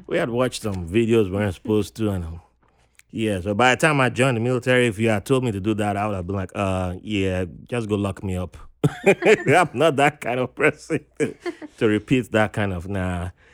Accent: Nigeria; moved away as an adult; also born or lived in Virginia, United States; now in New York, United States; growing up in Nigeria, you had to go cut grasses

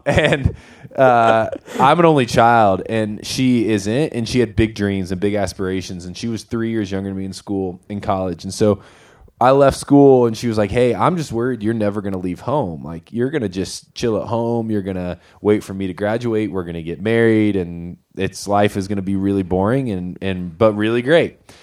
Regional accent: Winona Lake, Indiana, United States; moved away as an adult; now in Golden, Colorado, United States; I grew up in Indiana, northern Indiana, a place called Winona Lake.

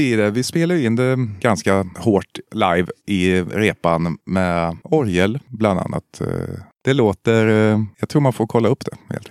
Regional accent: Eskilstuna, Södermanland, Sweden; moved away; Jag är ju från Eskilstuna

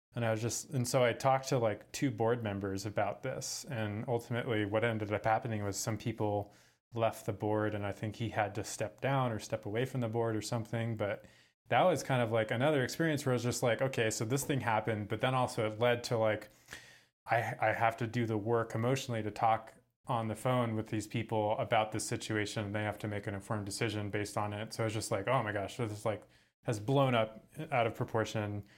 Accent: San Francisco, California, United States; moved away; I'm from San Francisco, um, but now I live in my van full-time.

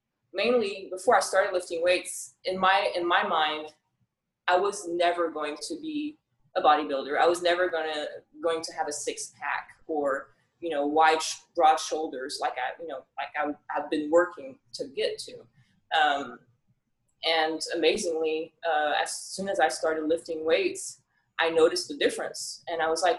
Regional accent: France; also born or lived in Tyler, Texas; now in Hawaii, United States; when I moved here from France. That's where I was born and raised

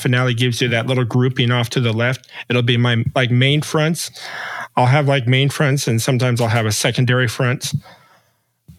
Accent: Las Vegas, Nevada, United States; I'm born and raised in Vegas, so I am a true Vegas native. I've lived here my whole life

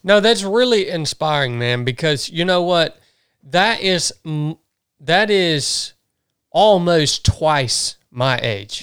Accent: the South, United States; growing up in the South

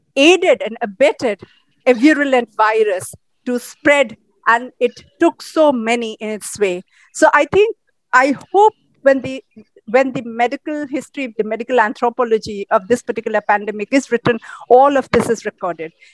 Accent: Odisha, India; my hometown where i am here right now in orissa

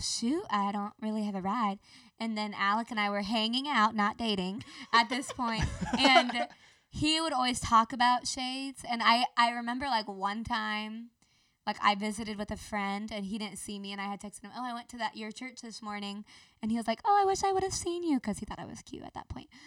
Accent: Marietta, Georgia, United States; also born or lived in Athens, Georgia; I was born in Athens, Georgia

